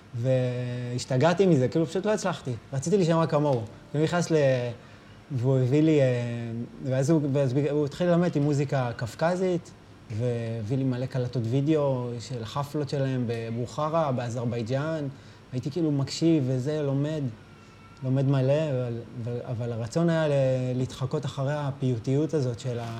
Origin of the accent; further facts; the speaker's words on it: Rehovot, Central District, Israel; ברחובות, בשעריים